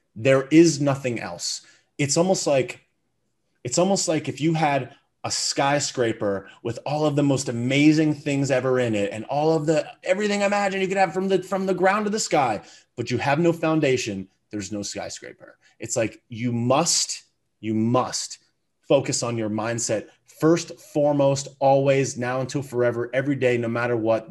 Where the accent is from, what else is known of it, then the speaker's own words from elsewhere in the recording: United States; I was born in America. with a great family, parents that, that loved me. You know, I grew up and I went to a great elementary school and middle school and high school